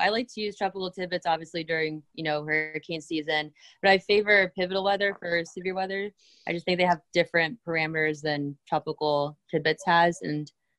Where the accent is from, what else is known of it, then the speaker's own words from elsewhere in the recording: Pennsylvania, United States; growing up in Pennsylvania